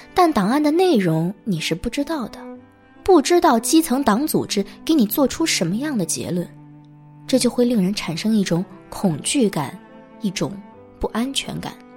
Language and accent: Chinese; China; moved away as an adult; also born or lived in United States; 我们中国人